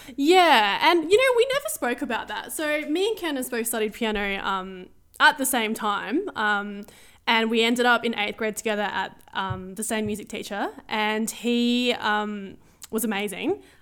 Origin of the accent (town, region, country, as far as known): Adelaide, South Australia, Australia; born or raised there